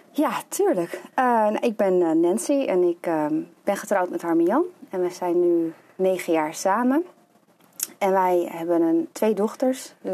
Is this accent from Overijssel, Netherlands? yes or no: no; Lelystad, Flevoland, Netherlands; also born or lived in Amsterdam; Ik ben geboren in Amsterdam. Ja. En toen mijn zusje geboren werd, zijn mijn ouders eh, verhuisd naar Lelystad. Ja. En eh, ja, altijd hier gewoond, gebleven.